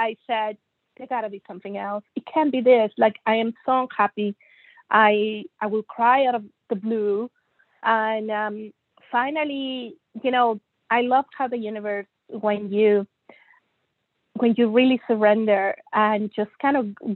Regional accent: Monterrey, Nuevo León, Mexico; moved away as an adult; also born or lived in Germany / United States / England / Toronto, Canada; I was born and raised in Monterrey, Mexico

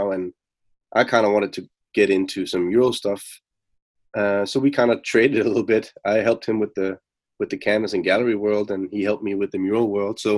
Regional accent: Denmark; moved away as an adult; now in Copenhagen, Denmark; I'm from Denmark. I'm based out of Copenhagen. I'm not from there, but I live and work in Copenhagen.

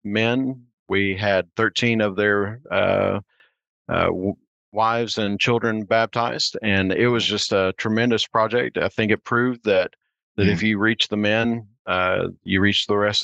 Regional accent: Oklahoma, United States; I grew up in Oklahoma

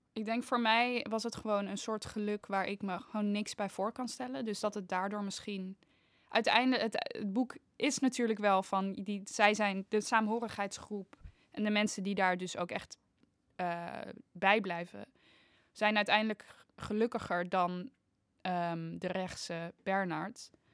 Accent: Haarlem, North Holland, Netherlands; als Haarlemmer

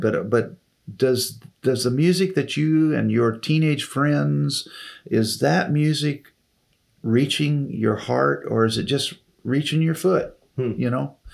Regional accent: Taylorville, Illinois, United States; moved away as an adult; also born or lived in Springfield, Missouri / Decatur, Illinois; which was just 30 miles from my hometown of Taylorville

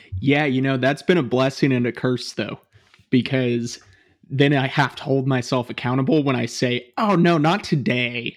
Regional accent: Bay Area, east of San Francisco, California, United States; moved away as an adult; also born or lived in Portland; I grew up in the Bay Area, um, kind of east of, uh, San Francisco

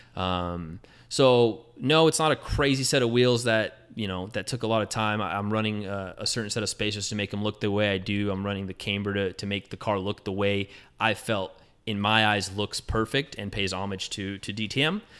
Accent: Southern California, United States; I grew up in Southern California, so there's a lot of lowriders in my neighborhood

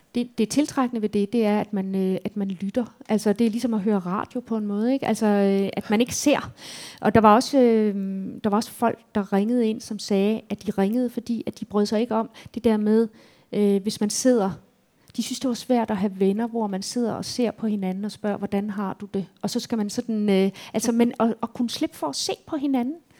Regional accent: Tyregod, Central Denmark Region, Denmark; moved away; min barndomsby

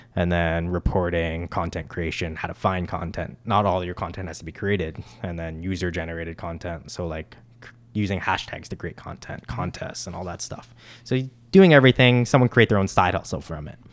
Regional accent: Mississauga, Ontario, Canada; growing up in Port Credit

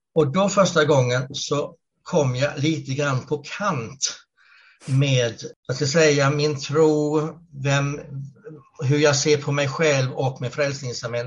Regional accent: Karlskrona, Blekinge, Sweden; moved away as an adult; now in Gävle, Sweden; annars är jag född och uppvuxen i Karlskrona i, Blekinge.

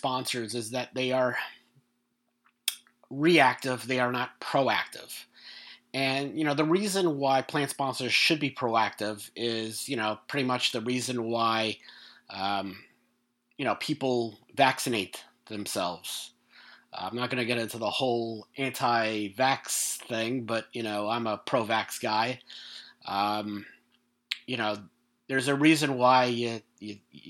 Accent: New York, United States; I'm from New York. We are not laid back people

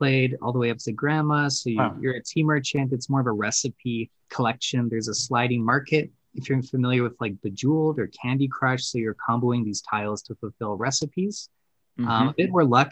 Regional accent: Canada; we are Canadian

